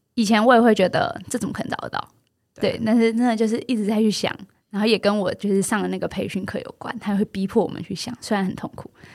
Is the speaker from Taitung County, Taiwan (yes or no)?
no; Yunlin County, Taiwan; moved away; 我虽然是一个云林人，但好像我是真的到了，嗯，就是回到云林当老师开始，才重新再认识云林